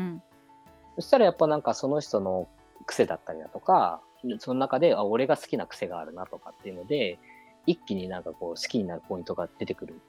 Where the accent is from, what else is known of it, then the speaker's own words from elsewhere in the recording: Hokkaido, Japan; 俺北海道出身だけど